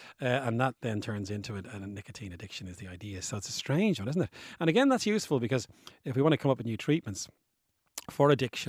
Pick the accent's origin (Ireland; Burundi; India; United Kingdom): Ireland; Bray; my hometown of Bray County.